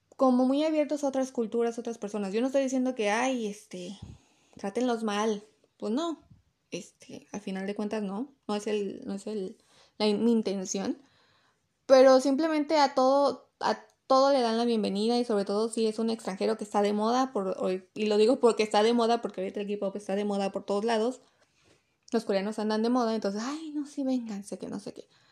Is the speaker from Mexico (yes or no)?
yes; Mexico; yo soy de México